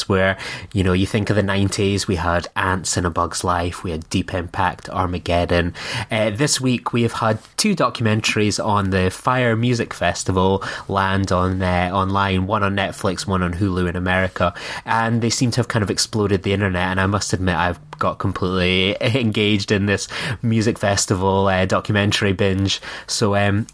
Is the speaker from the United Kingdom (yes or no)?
yes; Scotland, United Kingdom; being a Scottish man